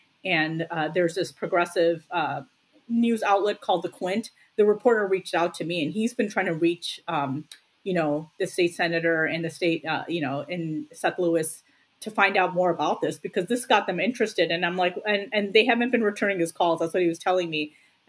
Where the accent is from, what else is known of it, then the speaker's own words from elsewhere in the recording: India; listen, I'm Indian and I'm Muslim.